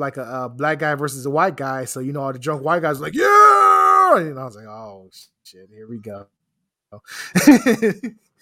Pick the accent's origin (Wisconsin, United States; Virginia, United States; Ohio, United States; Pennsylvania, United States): Pennsylvania, United States; Philadelphia; I'm from Philadelphia